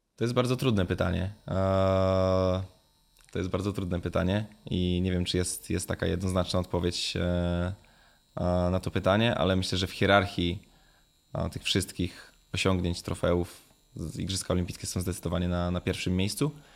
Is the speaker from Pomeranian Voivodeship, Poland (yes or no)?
no; Jawor, Lower Silesian Voivodeship, Poland; moved away; Ja też czasami będąc w, w rodzinnym Jaworze